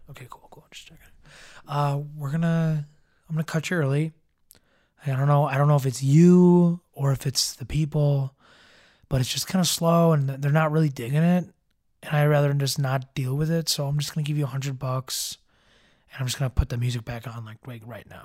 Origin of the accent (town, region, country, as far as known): Evergreen Park, Illinois, United States; born or raised there; also born or lived in Chicago